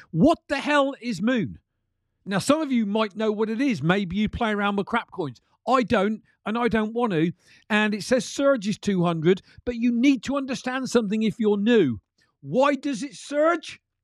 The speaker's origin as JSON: {"language": "English", "country": "United Kingdom", "said": "I'm from the U K"}